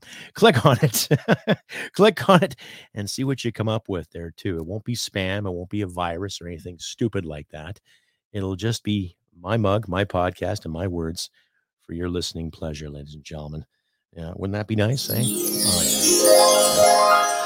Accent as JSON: {"language": "English", "country": "Canada", "said": "I'm a Canadian"}